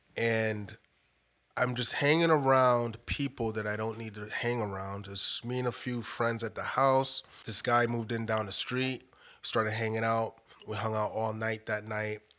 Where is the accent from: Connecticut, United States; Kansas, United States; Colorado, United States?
Connecticut, United States; Bridgeport; moved away as an adult; also born or lived in Roswell, Georgia; now in Georgia, United States; growing up in Bridgeport, Connecticut